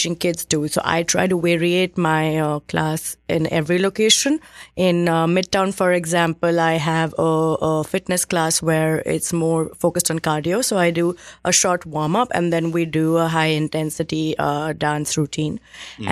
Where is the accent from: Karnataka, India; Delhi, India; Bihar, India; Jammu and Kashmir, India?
Delhi, India; moved away as an adult; also born or lived in Mumbai / Bangalore; now in New York, United States; I grew up in Delhi and then I moved to Mumbai for work.